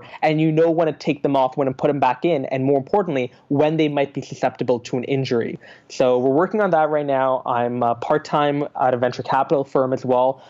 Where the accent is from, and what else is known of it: Calgary, Alberta, Canada; born or raised there; also born or lived in Singapore